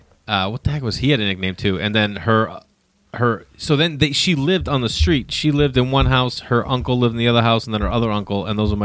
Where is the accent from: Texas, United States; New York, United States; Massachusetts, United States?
Massachusetts, United States; Stoneham; now in Los Angeles, United States; I grew up 15 minutes north of the city in a little town called Stoneham.